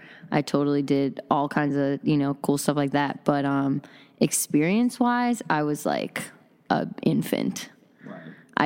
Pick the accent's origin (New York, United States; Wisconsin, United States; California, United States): Wisconsin, United States; I came from Wisconsin, yeah. Hip-hop mecca.